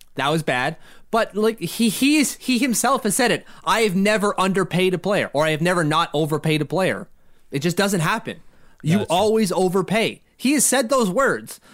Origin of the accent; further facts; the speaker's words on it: Ottawa, Ontario, Canada; He's from my hometown